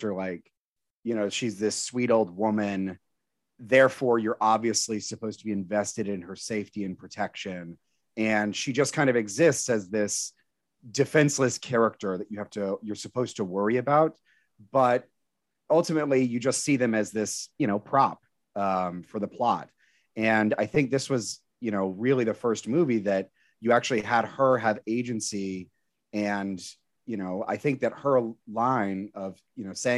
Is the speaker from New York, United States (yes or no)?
yes; New York City, New York, United States; I'm from Queens